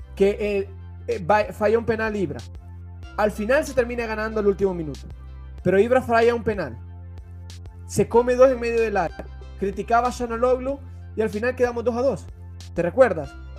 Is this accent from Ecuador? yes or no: no; El Salvador; now in Italy; Yo soy salvadoreño